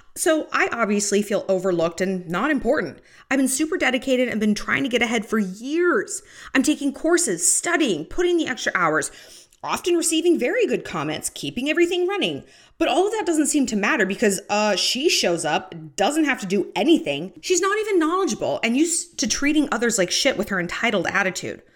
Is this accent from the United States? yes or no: yes; United States; as an American